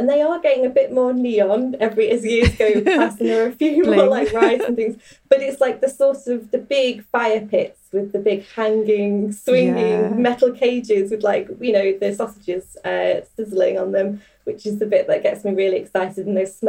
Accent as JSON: {"language": "English", "area": "near Manchester", "region": "North West England", "country": "United Kingdom", "tie": "born or raised there", "said": "So I grew up near Manchester"}